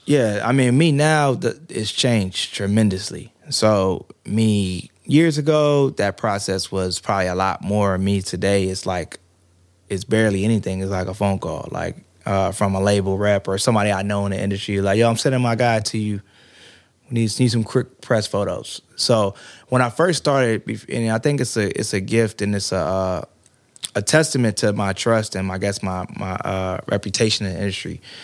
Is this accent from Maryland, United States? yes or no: yes; Prince George's County, Maryland, United States; moved away as an adult; now in Atlanta, United States; I'm from PG County, Maryland, originally